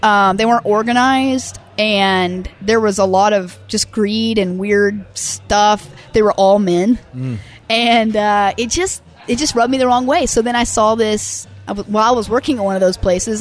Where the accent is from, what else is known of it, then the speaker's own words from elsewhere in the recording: Tulsa, Oklahoma, United States; I grew up living in Tulsa